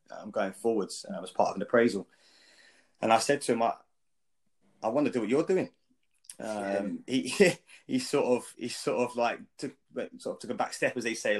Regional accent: Epsom, South East England, United Kingdom; also born or lived in Wandsworth, London; now in Cheltenham, United Kingdom; I was born in Wandsworth, but then gradually moved out of the area as I was over the years went, and then ended up really growing up in Epsom.

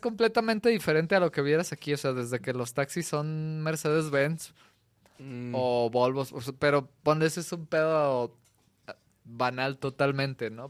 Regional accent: Mexico; como mexicanos

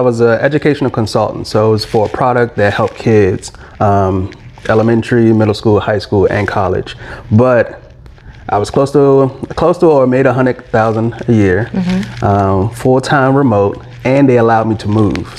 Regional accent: Alexandria, Virginia, United States; moved away as an adult; now in Atlanta, United States; I'm from Alexandria, Virginia. And then I recently moved to Atlanta in July

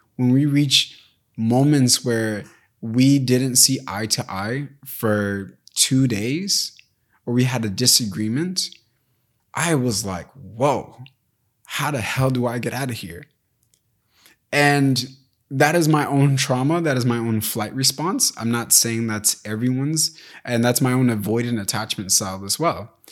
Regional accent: United States; I was raised in America, but my parents weren't

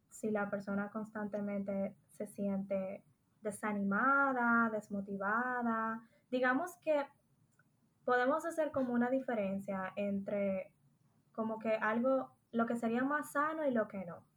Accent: Dominican Republic; moved away; also born or lived in Spain; soy dominicana

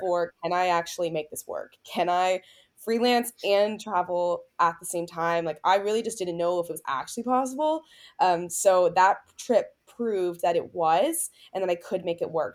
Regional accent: Tampa, Florida, United States; I'm heading back to my hometown in Tampa, Florida

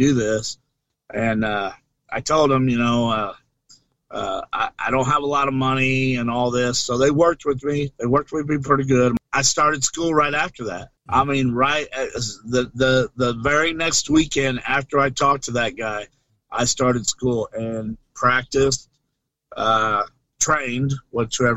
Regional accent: Flora, Illinois, United States; my hometown, Flora, Illinois

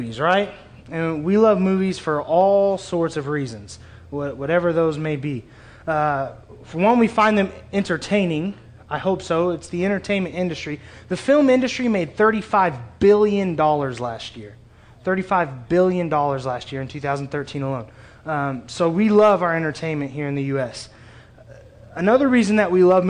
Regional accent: Springfield, Missouri, United States; also born or lived in Kansas City; I grew up in Springfield, born in Kansas City

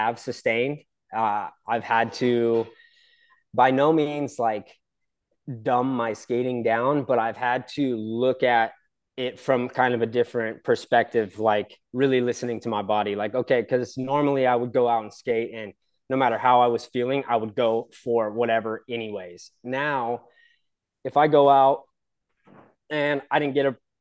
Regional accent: San Clemente, California, United States; I was born and raised in San Clemente, California, Southern OC

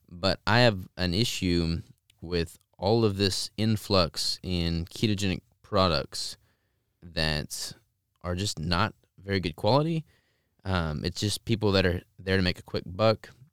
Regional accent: Arkansas, United States; I'm from Arkansas

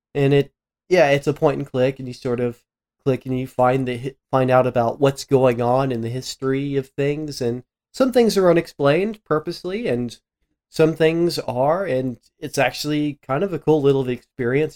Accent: Midwest, United States; I grew up in the Midwest

